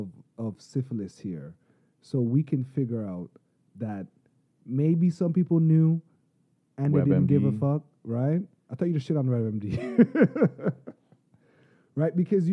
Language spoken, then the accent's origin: English; St. Vincent & Grenadines; I'm not Jamaican, I'm Vinci.